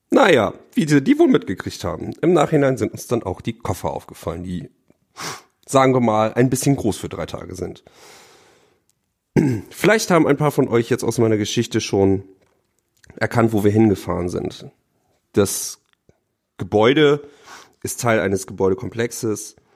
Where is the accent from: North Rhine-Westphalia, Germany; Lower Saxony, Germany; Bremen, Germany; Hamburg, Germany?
Lower Saxony, Germany; Oldenburg; now in Bremerhaven, Germany; Ich komme aus Bremerhaven, bin dort zurzeit Referendar seit diesem Schuljahr und komme eigentlich aus einem Vorort von Oldenburg.